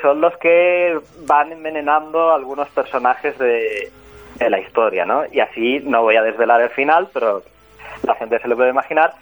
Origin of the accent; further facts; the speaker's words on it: Barcelona, Catalonia, Spain; yo soy de Barcelona